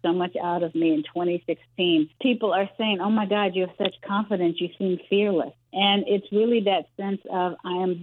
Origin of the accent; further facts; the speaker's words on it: New York City, New York, United States; I'm a Harlemite. I'm from Harlem, New York